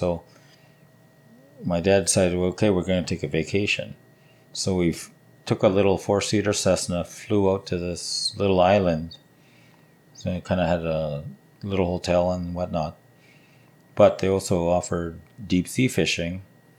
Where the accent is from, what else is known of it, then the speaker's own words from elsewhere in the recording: Saskatoon, Saskatchewan, Canada; also born or lived in Prince Albert / La Ronge / Edmonton; So, I mean, I lived in Prince Albert for 2 years. I lived in La Ronge for 2 years. I went to school outside of Edmonton for 2 years. But Saskatoon was always the home base.